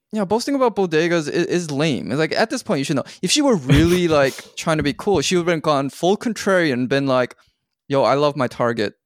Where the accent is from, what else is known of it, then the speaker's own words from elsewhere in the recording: Canada; I'm from Canada